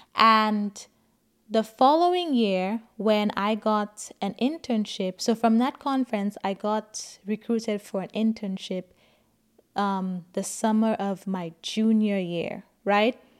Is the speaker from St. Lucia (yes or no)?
yes; St. Lucia; moved away as an adult; now in United States; I grew up in Saint Lucia